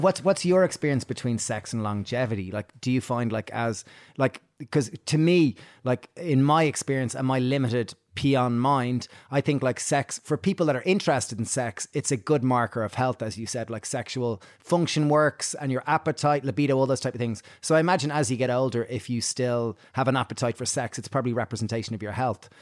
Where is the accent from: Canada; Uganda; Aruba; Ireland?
Ireland; growing up in Ireland